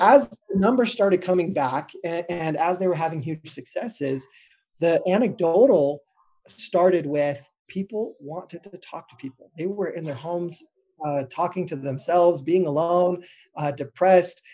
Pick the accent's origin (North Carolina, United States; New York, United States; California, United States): California, United States; Southern; growing up in Southern California